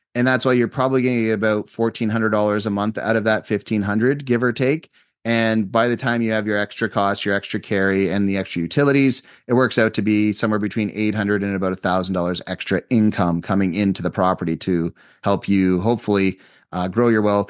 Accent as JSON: {"language": "English", "country": "Canada", "said": "I'm a Canadian citizen."}